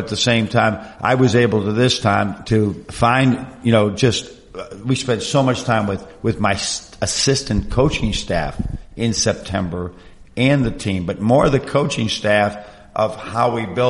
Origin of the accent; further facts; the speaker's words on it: Buffalo, New York, United States; also born or lived in Michigan; you know, I grew up in the Buffalo area. I've been in Michigan. You know, I've been in this Rust Belt, Lake Ontario, the changes.